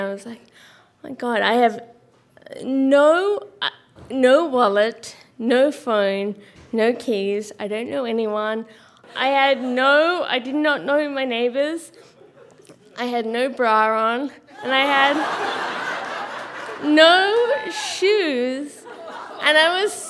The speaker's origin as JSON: {"language": "English", "country": "Australia", "said": "I'm Australian"}